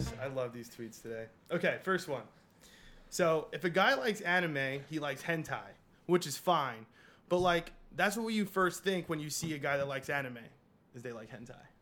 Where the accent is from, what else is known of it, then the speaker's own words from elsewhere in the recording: New York City, New York, United States; I'm from Queens